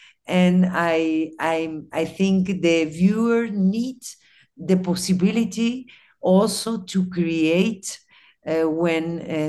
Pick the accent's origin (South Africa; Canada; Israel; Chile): Chile; English is a second language; also born or lived in Costa Rica; now in Mexico; I have a multicultural origin, Arab and Latin America. I grew up in Latin America, in Chile, in Costa Rica. Now I'm living in Mexico.